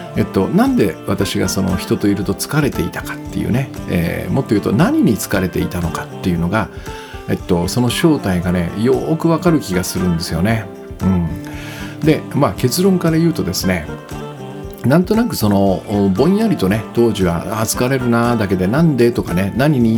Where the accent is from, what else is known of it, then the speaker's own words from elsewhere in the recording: Kitakyushu, Fukuoka, Japan; also born or lived in Minami-Osawa, Hachioji, Tokyo; now in Hachioji, Japan; 北九州の生まれなんで